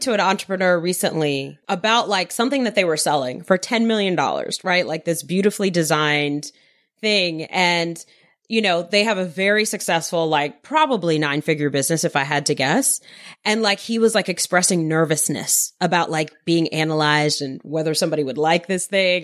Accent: New York City, New York, United States; I grew up in Queens, New York.

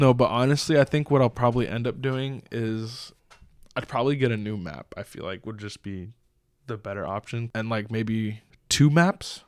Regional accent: Southern California, United States; moved away; I was from Southern California

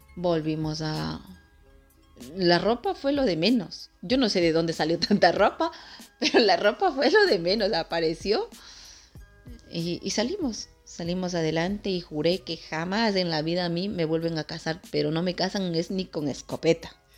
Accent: Ecuador; soy del Ecuador

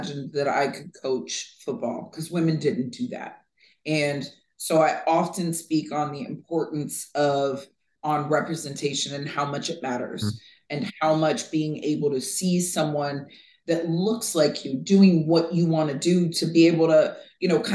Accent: Vero Beach, Florida, United States; I grew up in Vero Beach, Florida

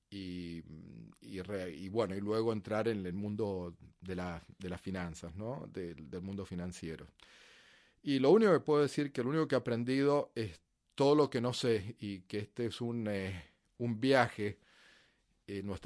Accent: Mendoza, Argentina; nací en Argentina, en Mendoza, en las montañas cerca de la frontera con Chile. Y eh, es un desierto eh, y una ciudad bastante conservadora. Y mm, bueno, fue donde crecí.

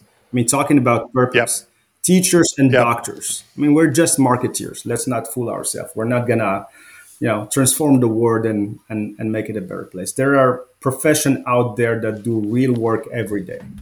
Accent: Morocco; also born or lived in France; now in United States; I grew up in Morocco. It's a small country in North Africa.

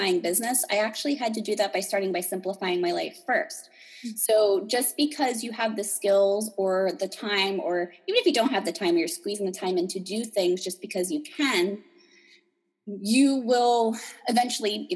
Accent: New Jersey, United States; I'm from New Jersey

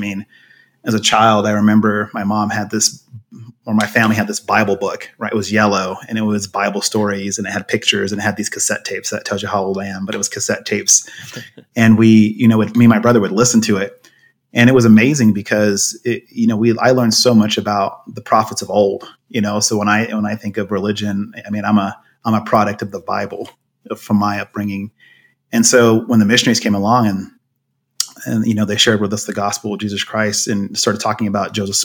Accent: Coventry, West Midlands, United Kingdom; also born or lived in Germany / Knightdale, North Carolina, United States / Seattle, Washington, United States; now in Highland, United States; And then when I was about 10, we moved to England. So I lived in a town called Coventry.

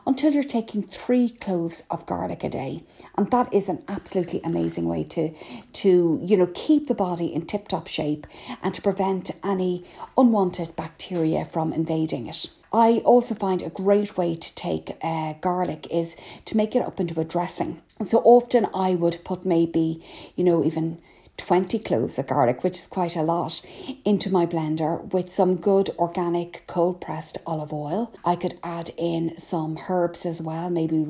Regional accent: Ireland; I'm …

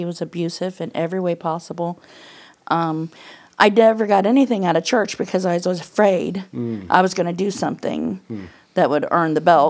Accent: Huntington, Indiana, United States; also born or lived in Wabash; originally I was born in Huntington.

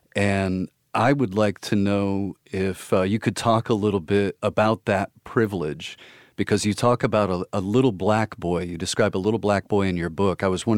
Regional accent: Goldsboro, North Carolina, United States; born there; My family was stationed, actually, I was born in Goldsboro, because my family was stationed at, I believe it's Seymour Johnson Air Base there.

